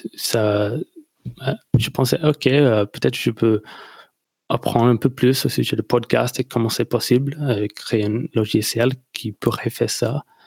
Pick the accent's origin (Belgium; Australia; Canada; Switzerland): Australia; near Melbourne, Victoria; French is a second language; je viens d'Australie, euh, près de Melbourne, dans le sud